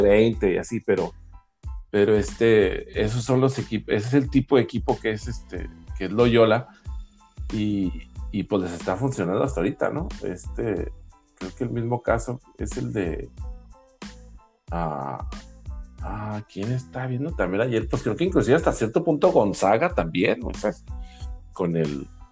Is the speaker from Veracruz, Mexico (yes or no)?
no; Chihuahua, Mexico; los que somos los, de Chihuahua que lo vimos jugar allá